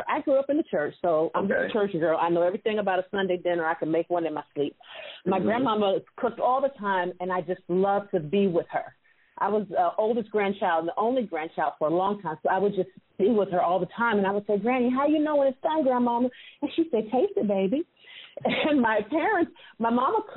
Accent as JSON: {"language": "English", "town": "Sacramento", "region": "California", "country": "United States", "tie": "born or raised there", "said": "I'm from California, born and raised. My family's from Alabama"}